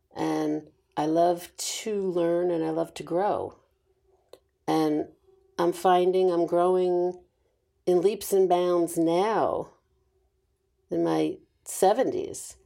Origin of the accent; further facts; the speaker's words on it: New York, United States; I was born and raised in New York